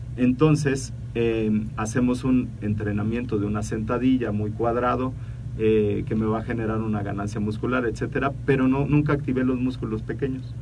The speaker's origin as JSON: {"language": "Spanish", "region": "Mexico City", "country": "Mexico", "said": "los que somos de la Ciudad de, de México"}